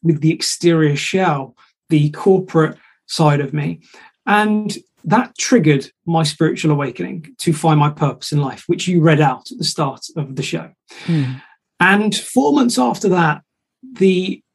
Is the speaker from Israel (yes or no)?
no; Shropshire, West Midlands, United Kingdom; I'm from Shropshire